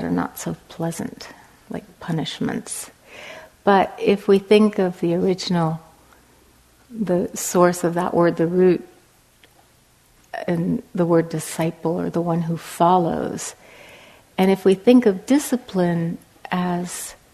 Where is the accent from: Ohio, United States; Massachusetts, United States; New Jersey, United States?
Massachusetts, United States; Cambridge; moved away as an adult; now in Los Angeles, United States; I'm now living in Los Angeles, although I'm from Cambridge, Massachusetts, I've lived in Los Angeles for 11 years now